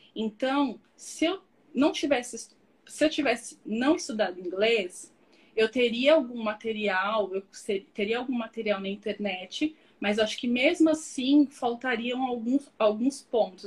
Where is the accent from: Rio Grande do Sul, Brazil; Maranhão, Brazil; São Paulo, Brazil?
São Paulo, Brazil; moved away as an adult; also born or lived in Australia; Nasci em São Paulo, sou de São Paulo capital.